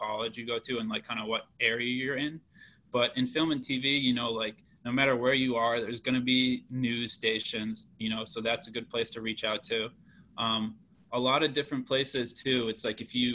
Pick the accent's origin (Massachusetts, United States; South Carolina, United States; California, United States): Massachusetts, United States; Shrewsbury; moved away as an adult; now in Washington, D.C., United States; I was born in Shrewsbury. I lived there my whole life, and I went to Shrewsbury High.